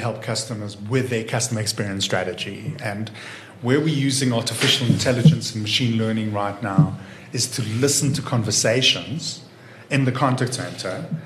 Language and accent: English; Israel; born or raised there; also born or lived in Watford, United Kingdom; now in South Africa